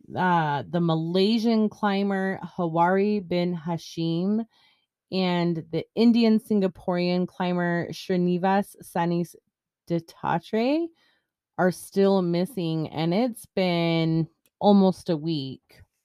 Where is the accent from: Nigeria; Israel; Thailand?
Israel; moved away; I come from Israel